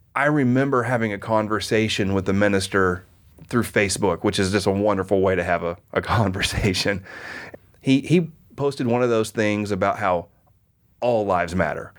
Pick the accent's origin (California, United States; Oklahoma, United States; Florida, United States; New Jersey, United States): Oklahoma, United States; I grew up in Oklahoma in the eighties